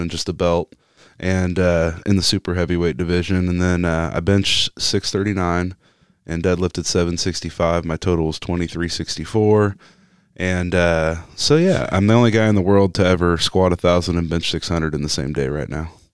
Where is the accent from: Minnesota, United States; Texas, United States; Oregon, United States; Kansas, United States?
Kansas, United States; Topeka; I'm from Kansas City and I grew up in Topeka.